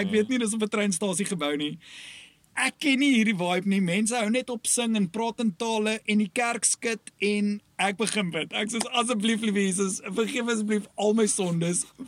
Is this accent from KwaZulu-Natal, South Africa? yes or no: yes; KwaZulu-Natal, South Africa; ek kom van Natal af, Noord-Natal op 'n plaasdorpie groot geword.